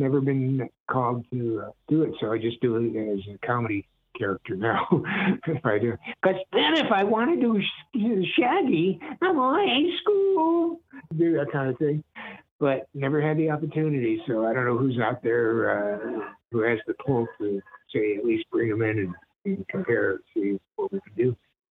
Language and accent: English; Brooklyn, New York, United States; I'm originally from Brooklyn, so I knew the different styles of talking with the New York accent.